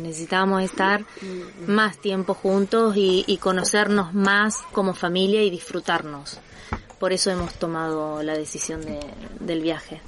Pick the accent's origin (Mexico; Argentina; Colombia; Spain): Argentina; now in Andorra; nosotros somos argentinos